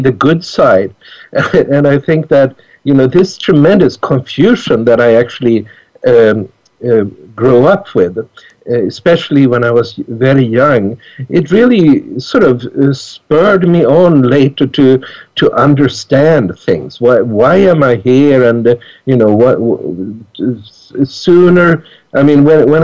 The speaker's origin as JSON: {"language": "English", "town": "Stockholm", "region": "Stockholm County", "country": "Sweden", "tie": "born or raised there", "moved": "yes", "said": "I grew up in Stockholm"}